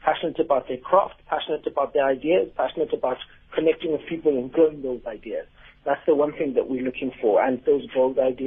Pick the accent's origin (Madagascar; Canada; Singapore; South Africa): South Africa; Upington, Northern Cape; now in Cape Town, South Africa; When I grew up, when I was growing up in the Northern Cape